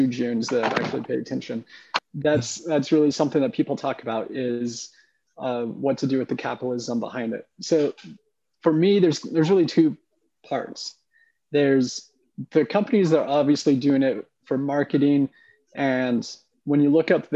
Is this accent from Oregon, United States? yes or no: yes; Oregon, United States; now in Decatur, United States; I grew up in Oregon